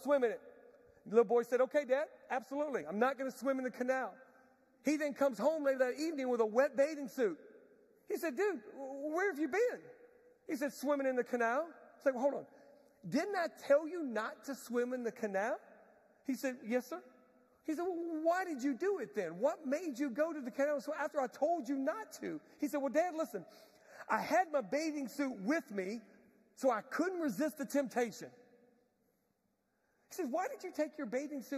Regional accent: Galveston, Texas, United States; I'm from Galveston, Texas. Grew up in Galveston.

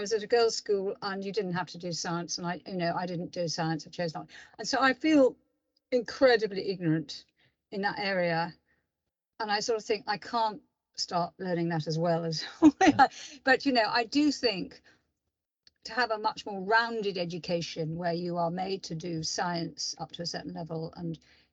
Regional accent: London, United Kingdom; I'm from London. I live in London.

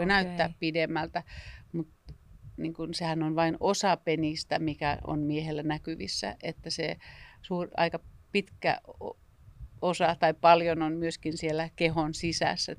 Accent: northern Finland, Finland; jossa mä oon pohjoista kotoisin

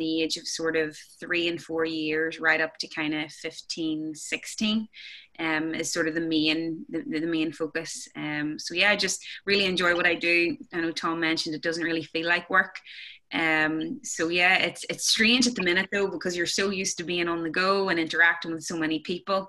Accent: Lurgan, Northern Ireland, United Kingdom; I am from Lurgan, which is County Armagh, Northern Ireland.

